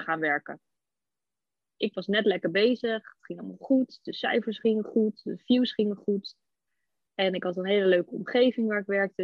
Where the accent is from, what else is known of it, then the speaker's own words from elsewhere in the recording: Almere, Flevoland, Netherlands; ik kom uit Almere